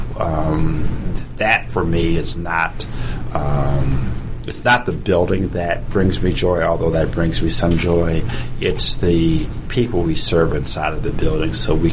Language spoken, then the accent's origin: English; near Savannah, near Fort Stewart, Georgia, United States; I grew up near Savannah, near Fort Stewart, Georgia